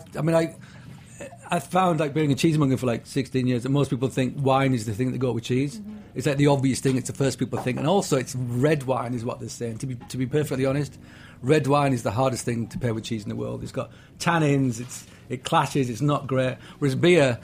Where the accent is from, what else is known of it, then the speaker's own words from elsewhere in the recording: England, United Kingdom; moved away; I'm English